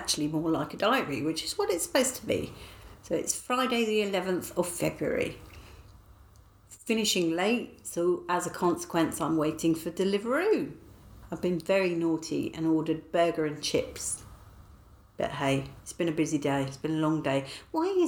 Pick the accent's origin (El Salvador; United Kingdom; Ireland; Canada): United Kingdom; I am British.